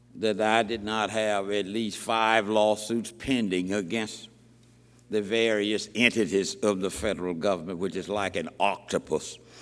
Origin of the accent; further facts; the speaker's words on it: Selma, Alabama, United States; moved away; I went back to my hometown, Selma, Alabama, in 1958 to become the first black lawyer there